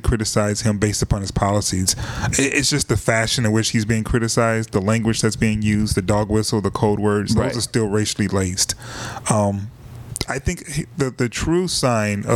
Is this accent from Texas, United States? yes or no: no; Detroit, Michigan, United States; I'm from Detroit